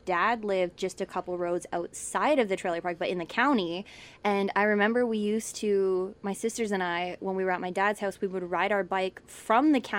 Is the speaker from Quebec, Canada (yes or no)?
no; Essex, Ontario, Canada; I make friends in Windsor and I tell people I'm from Essex